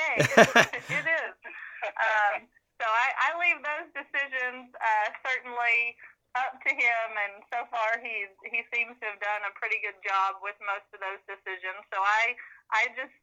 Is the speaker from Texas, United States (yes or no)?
no; Oklahoma, United States; I was Oklahoma's Lassie Queen